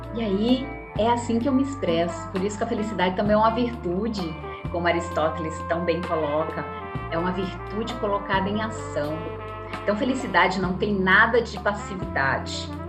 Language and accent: Portuguese; Natal, Rio Grande do Norte, Brazil; moved away as an adult; now in São Paulo, Brazil; jornalista que sou, também aí de Natal, né, como você bem trouxe, sou do Nordeste, moro aqui há, há 26 anos em São Paulo